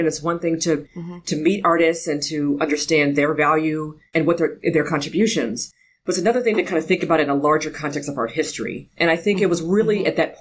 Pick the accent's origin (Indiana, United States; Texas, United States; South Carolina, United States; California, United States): California, United States; Los Angeles; I grew up in an area called Ladera Heights.